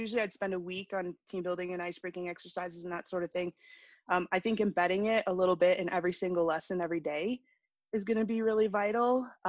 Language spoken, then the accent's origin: English; Maine, United States; moved away as an adult; now in New Mexico, United States; I grew up in Maine, which seems like a pretty far place away from here, but moved to New Mexico 18 years ago.